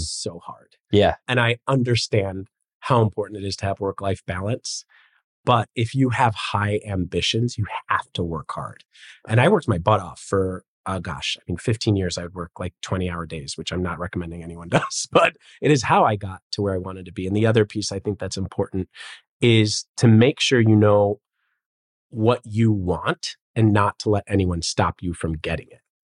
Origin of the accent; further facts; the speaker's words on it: Chicago, Illinois, United States; moved away as an adult; also born or lived in Los Angeles, California; now in Miami, United States; I grew up in Chicago and was a childhood actor.